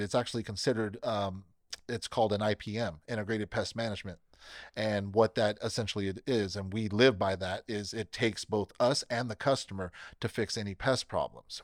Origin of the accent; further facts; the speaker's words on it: Bakersfield, California, United States; born and raised in Bakersfield, uh, never left, never planned to leave